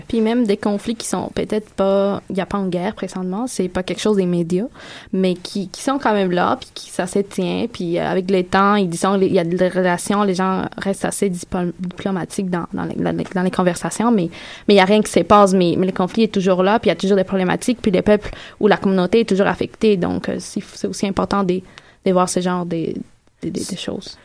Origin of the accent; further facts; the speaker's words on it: Colombia; moved away; je viens de la Colombie